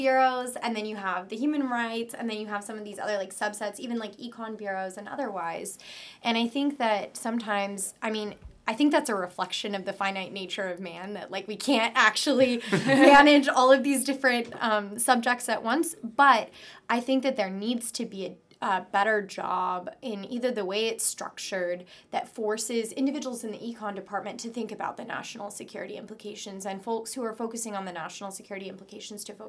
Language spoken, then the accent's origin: English; United States; as an American